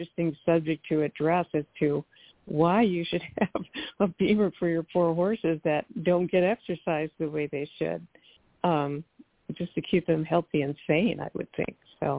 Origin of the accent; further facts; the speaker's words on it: Midwest, United States; now in California, United States; I grew up with horses, but never had a trailer because we could ride right from our home. And I grew up in the Midwest, but moving to California